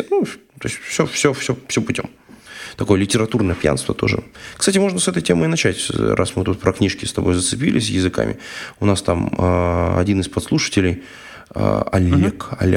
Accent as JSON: {"language": "Russian", "region": "Ryazan Oblast", "country": "Russia", "accent": "Ryazan", "said": "английский прононс, не рязанский мой акцент"}